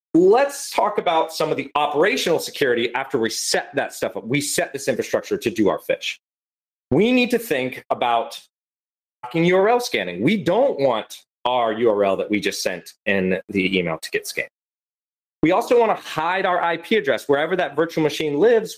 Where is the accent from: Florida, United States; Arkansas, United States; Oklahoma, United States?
Florida, United States; I'm also from Florida for everyone who doesn't know, and I'm a Florida man